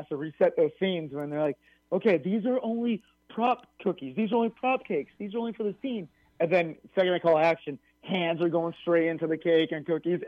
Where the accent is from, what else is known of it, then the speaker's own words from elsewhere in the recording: New Mexico, United States; growing up in New Mexico